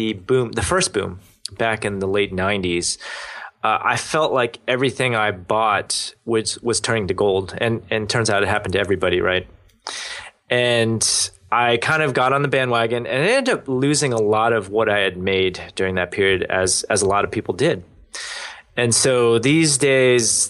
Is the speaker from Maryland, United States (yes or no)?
yes; Maryland, United States; I grew up in Maryland